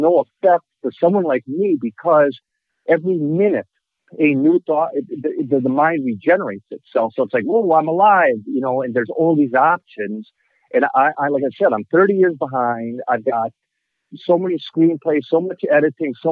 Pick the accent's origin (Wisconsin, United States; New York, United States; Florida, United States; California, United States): Wisconsin, United States; Milwaukee; I'm actually from Milwaukee and live in Milwaukee.